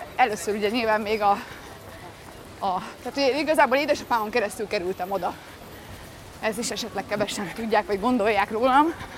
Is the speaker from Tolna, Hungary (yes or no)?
no; Balatonlelle, Somogy, Hungary; also born or lived in Budapest; és akkor ők ott kezdtek el élni, ezért én ott születtem